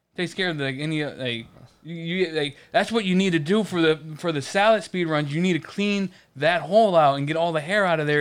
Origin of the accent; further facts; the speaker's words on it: Michigan, United States; moved away; also born or lived in Ohio; I'm from Michigan